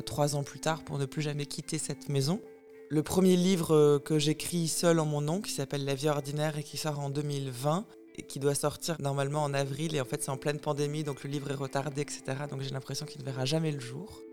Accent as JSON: {"language": "French", "town": "Troyes", "region": "Grand Est", "country": "France", "tie": "born or raised there", "said": "la bibliothèque de Troyes, où j'habitais quand j'étais petite, dans l'Aube"}